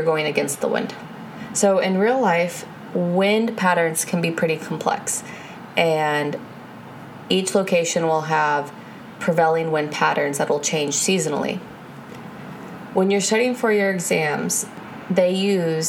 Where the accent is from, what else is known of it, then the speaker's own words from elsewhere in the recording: Florida, United States; moved away; I'm originally from Florida